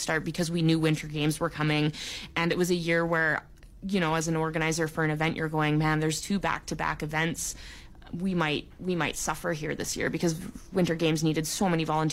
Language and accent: English; Vancouver Island, British Columbia, Canada; moved away; I grew up on Vancouver Island, where we didn't really get winter